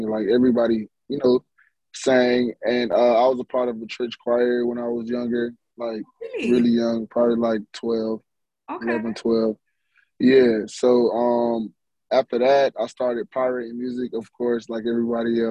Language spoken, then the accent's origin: English; Jamaica; now in Miami, United States; I'm also Jamaican